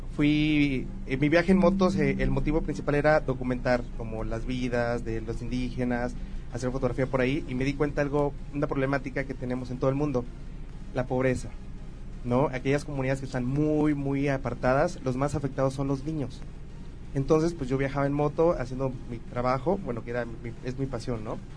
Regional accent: Tabasco, Mexico; also born or lived in Veracruz; Nací en Tabasco y viví en Veracruz también

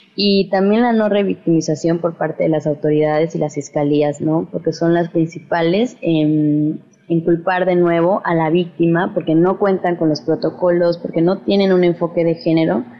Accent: Veracruz, Mexico; Somos un colectivo veracruzano reciente

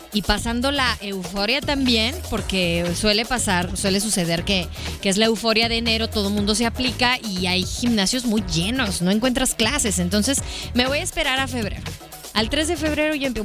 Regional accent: Hermosillo, Sonora, Mexico; paisano igual que yo

